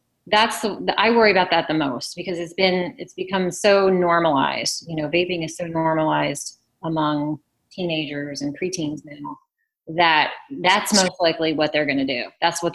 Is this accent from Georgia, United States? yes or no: no; Loudoun County, Virginia, United States; I grew up in Loudoun County, Virginia